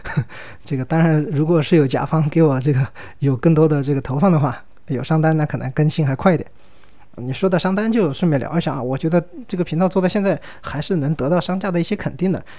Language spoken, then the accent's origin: Chinese; Sichuan, China; accent: Sichuan-accented Mandarin (Chuanpu); 我四川人嘛，我说的是川普，那个普通话反正又不标准